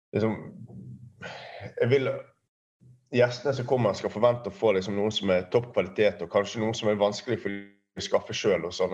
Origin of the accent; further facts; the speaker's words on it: Bergen, Vestland, Norway; jeg er oppvokst ute i Fana